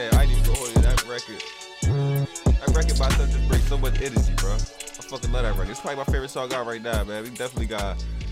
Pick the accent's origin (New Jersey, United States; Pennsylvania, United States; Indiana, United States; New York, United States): New York, United States; I ain't going to say we, like, I'm from New York, but I felt like New York was bringing East Coast